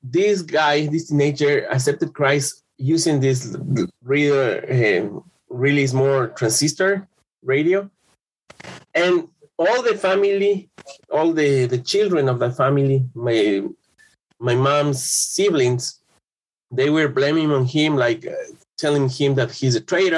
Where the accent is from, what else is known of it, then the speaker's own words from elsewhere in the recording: Quito, Pichincha, Ecuador; I'm from Quito, Ecuador. I was born in 1974